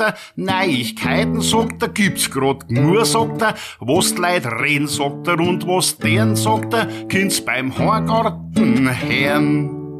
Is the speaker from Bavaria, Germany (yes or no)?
yes; Bavaria, Germany